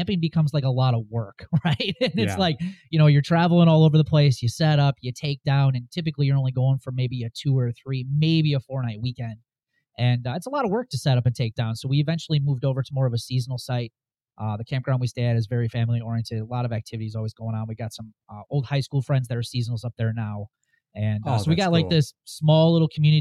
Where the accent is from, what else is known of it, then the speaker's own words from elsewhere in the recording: Wisconsin, United States; Born and raised in Wisconsin